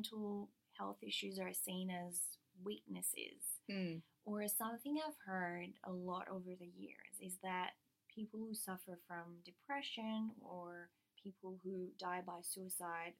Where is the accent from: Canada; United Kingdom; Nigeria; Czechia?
Canada; the French part of Canada, Quebec; now in Australia; I come from the French part of Canada, which is a matriarchal society that's very specific to the French side of Canada